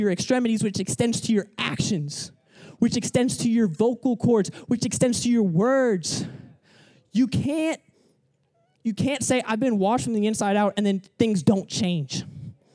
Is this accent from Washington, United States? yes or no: no; Atlanta, Georgia, United States; moved away as an adult; now in Florida, United States; I moved to Florida, like, 2 years ago. I'm from Atlanta.